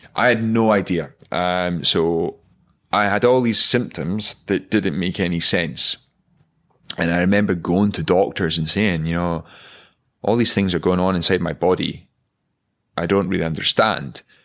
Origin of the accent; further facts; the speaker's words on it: Aviemore, Scotland, United Kingdom; growing up in Aviemore.